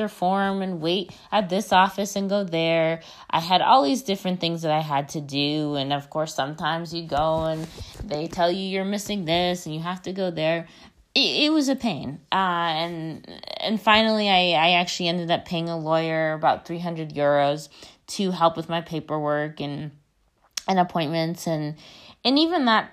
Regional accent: United States; moved away as an adult; now in Spain; I live in Spain. I'm not Spanish. I'm American. So I'm an immigrant.

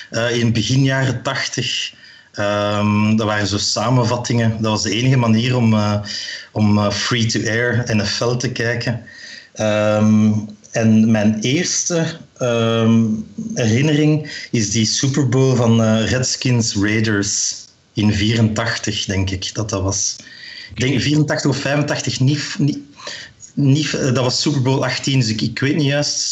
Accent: Meissen, Saxony, Germany; ik kom uit Meissen.

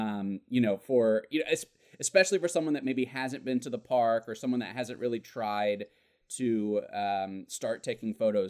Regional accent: Birmingham, Alabama, United States; moved away; I'm actually originally from Alabama.

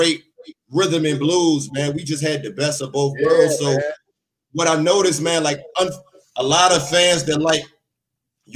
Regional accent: East Coast, United States; I'm from the East Coast

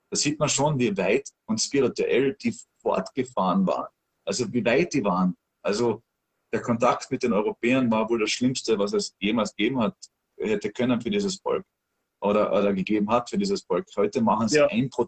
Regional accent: Austria; ich als Österreicher wusste das nicht. Ich habe das nicht in der Schule gelernt.

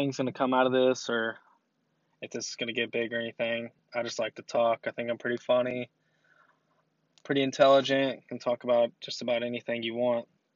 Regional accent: Shelbyville, Kentucky, United States; I'm from Shelbyville, Kentucky.

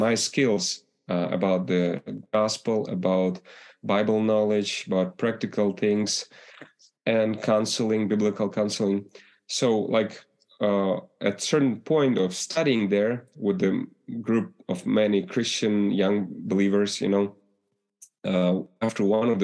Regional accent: Ukraine; English is a second language; moved away as an adult

